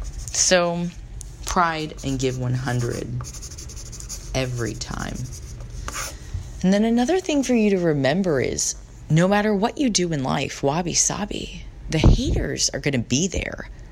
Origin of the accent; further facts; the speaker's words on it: San Diego, California, United States; moved away as an adult; now in San Francisco, United States; where I grew up in San Diego